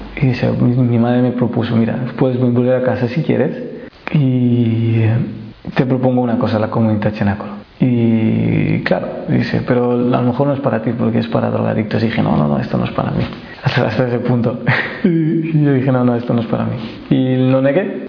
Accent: Madrid, Community of Madrid, Spain; yo soy español, nacido en Madrid

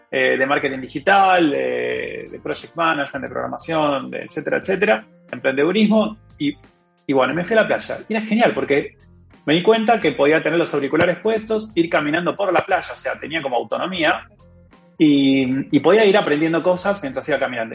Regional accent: Argentina; moved away as an adult; now in Europe

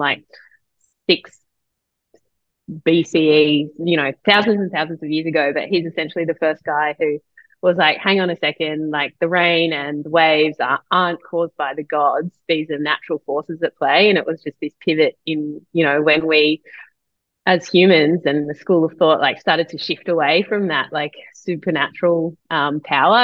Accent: Perth, Western Australia, Australia; moved away; I'm from Perth

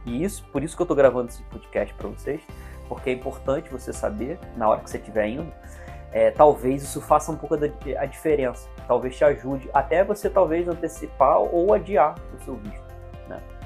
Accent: Teresópolis, Rio de Janeiro, Brazil; eu sou de Teresópolis, uma cidade serrana, eu fiz tudo em, eh, no Rio de Janeiro, capital

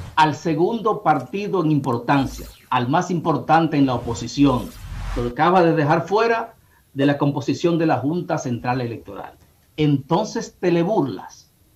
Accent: Bonao, Monseñor Nouel, Dominican Republic; moved away; allá en mi pueblo Bonao

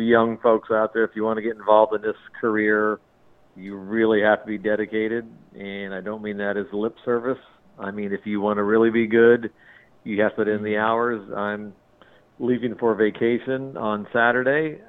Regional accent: Southern California, United States; I grew up in Southern California

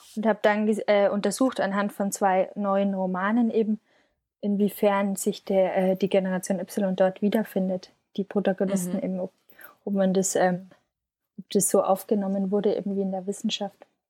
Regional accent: Schongau, Bavaria, Germany; moved away as an adult; now in Munich, Germany; ich komme aus einem Dorf nähe München, Aha. eine Stunde südlich. Das ist äh, 12.000 Einwohner und genau, bin dort aufgewachsen

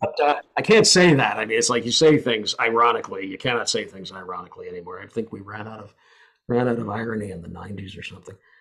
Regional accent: United States; I'm an American

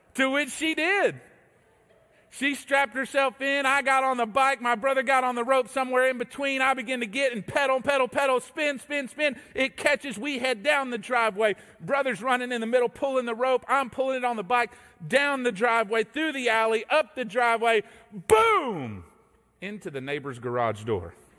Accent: Texas, United States; moved away as an adult; now in Georgia, United States; I, uh, grew up in Texas. I'm a Texan by birth

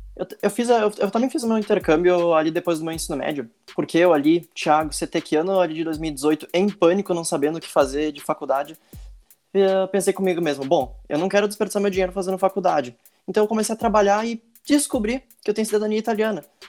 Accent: Brazil; Eu sou do Brasil

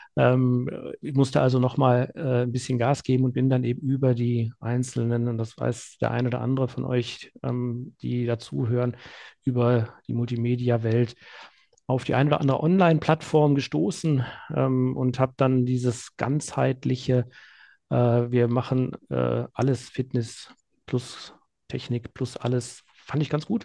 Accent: Remscheid, North Rhine-Westphalia, Germany; also born or lived in Münster; in meine Heimatstadt in, in Remscheid

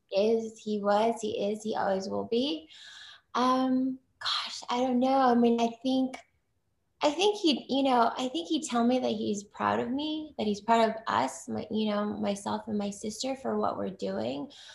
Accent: United States; I'm Chinese American, firstborn, you know, first generation born here in the US

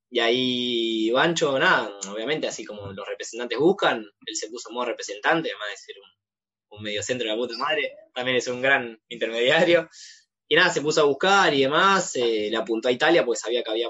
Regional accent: Buenos Aires, Argentina; también de, los cuatro nuevos, digamos, que vinimos, eh, son todos de Buenos Aires

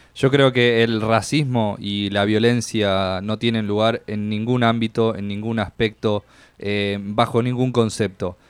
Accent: Argentina; now in Miami, United States; Yo siendo argentino

